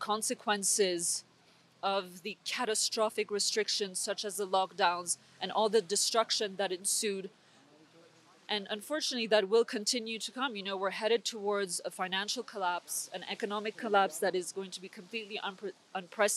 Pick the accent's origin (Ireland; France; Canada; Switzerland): Switzerland; I was born and raised here in Switzerland.